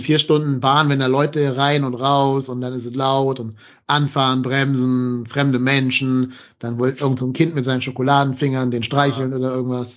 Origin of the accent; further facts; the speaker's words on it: North Rhine-Westphalia, Germany; nicht als Kölner, aber als Rheinländer